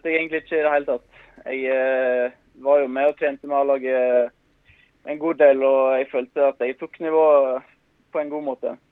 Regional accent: Innvik, Vestland, Norway; moved away; also born or lived in Stavanger; Jeg hadde jo, når jeg flytta fra Innvik til Stavanger, så hadde jeg jo som mål at jeg skulle, skulle spille meg inn på A-laget til Viking.

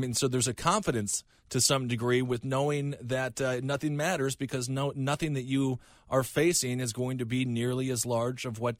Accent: Minnesota, United States; As a shy kid in Minnesota growing up in the Midwest

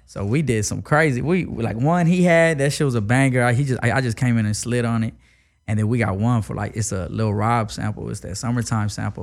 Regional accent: Houston, Texas, United States; growing up in Houston

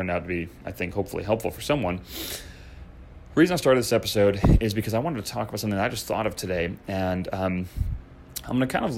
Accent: Chicago, Illinois, United States; moved away; I grew up skateboarding in Chicagoland

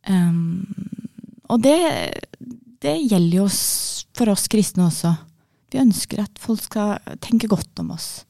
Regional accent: Eastern Norway, Norway; accent: Eastern Norwegian; Så det er naturlig at jeg snakker østlandsk.

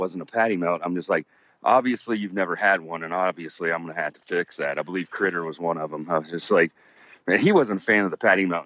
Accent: West Virginia, United States; now in North Carolina, United States; I was born and raised in a town in West Virginia that has quite a bit of an Italian American population

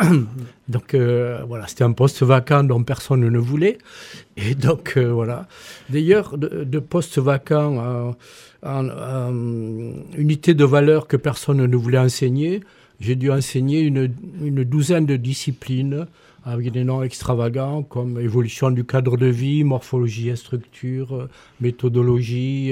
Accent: Toulouse, Occitania, France; moved away; also born or lived in Montpellier; je suis né rue Miramar

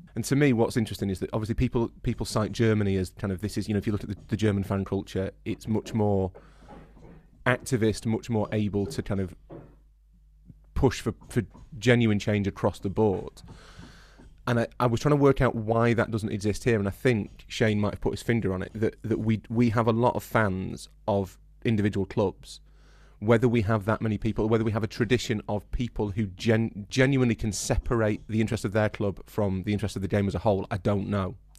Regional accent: Yorkshire and the Humber, United Kingdom; we're from Yorkshire

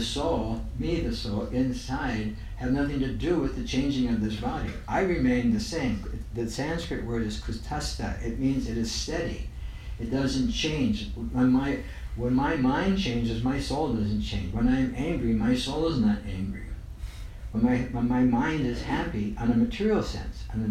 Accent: United States; no matter where I'm at, I think I'm American

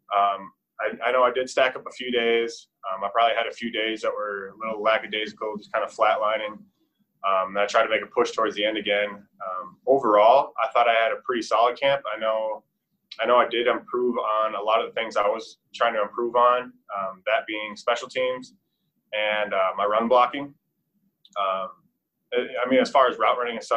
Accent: Minnesota, United States; moved away; I'm from Minnesota, land at 10,000 lakes

